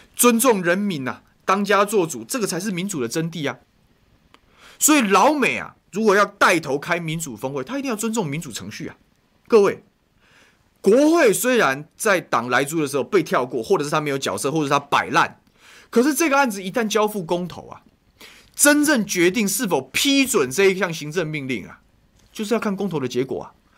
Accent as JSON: {"language": "Chinese", "country": "Taiwan", "said": "以前我们吃，台湾人吃台湾米啊"}